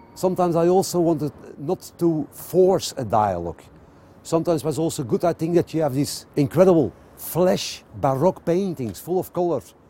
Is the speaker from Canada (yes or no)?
no; Antwerp, Flanders, Belgium; I'm from Antwerp. I, I was born next to the Rubens house. I grew up at Bruegel.